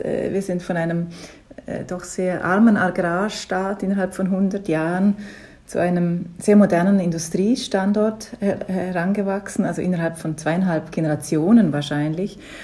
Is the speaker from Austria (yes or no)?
no; Liechtenstein; accent: Liechtenstein dialect; first language Liechtenstein German dialect; now in Berlin, Germany; Muttersprache ist ein lichtensteinischer Dialekt